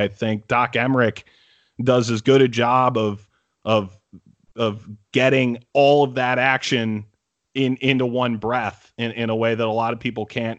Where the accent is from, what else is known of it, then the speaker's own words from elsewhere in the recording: Cleveland, Ohio, United States; moved away as an adult; now in New York City, United States; I grew up in Cleveland